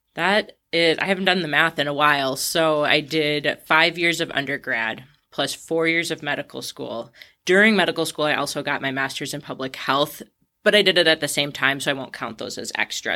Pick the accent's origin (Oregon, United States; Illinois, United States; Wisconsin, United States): Wisconsin, United States; Ashland; moved away as an adult; I was born in Ashland, raised there. I left when I was eighteen to go to college, but otherwise spent the entirety of my childhood in Wisconsin.